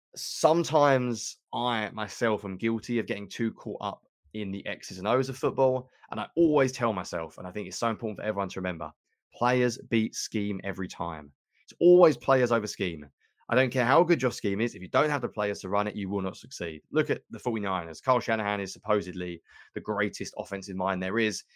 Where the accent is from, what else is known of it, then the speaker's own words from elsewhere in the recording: England, United Kingdom; accent: British; I'm an Englishman